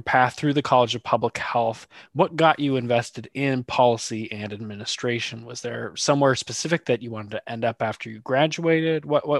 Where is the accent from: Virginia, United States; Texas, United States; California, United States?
California, United States; Walnut Creek; moved away as an adult; now in Oregon, United States; I'm from Walnut Creek.